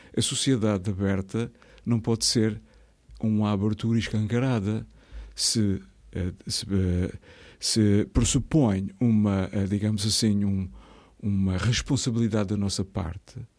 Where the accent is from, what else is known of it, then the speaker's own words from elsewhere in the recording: Azores, Portugal; also born or lived in Horta, Azores / Pico, Azores / Ribeira Grande, Azores; Eu nasci, eu nasci na Ribeira Grande, mas eu sou de muitos lados